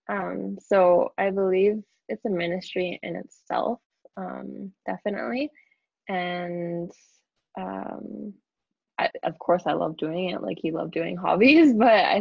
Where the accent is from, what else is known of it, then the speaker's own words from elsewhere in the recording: Coquitlam, British Columbia, Canada; I'm from Coquitlam, BC